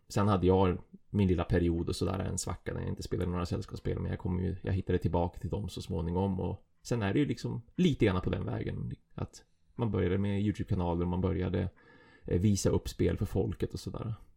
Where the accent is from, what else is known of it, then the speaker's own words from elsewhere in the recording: Umeå, Västerbotten County, Sweden; Jag är en Umebo